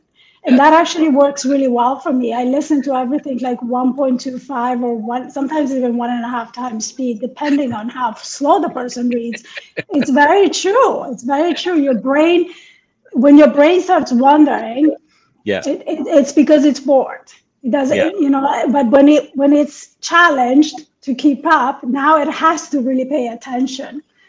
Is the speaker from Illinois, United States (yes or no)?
no; New York, United States; No, especially as a New Yorker.